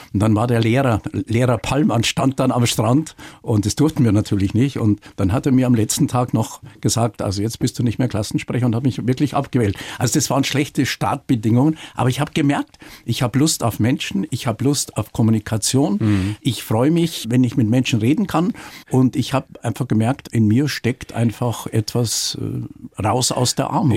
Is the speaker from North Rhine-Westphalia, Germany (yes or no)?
no; Munich, Bavaria, Germany; also born or lived in Dorfen; ich bin äh, damals in Rammersdorf aufgewachsen